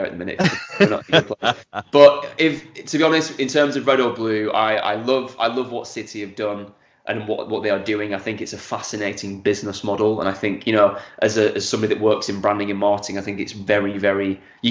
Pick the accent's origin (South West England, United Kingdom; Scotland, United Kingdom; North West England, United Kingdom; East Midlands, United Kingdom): North West England, United Kingdom; Accrington; also born or lived in Clitheroe; now in Manchester, United Kingdom; Accrington is my hometown. Lived there up until the age of 40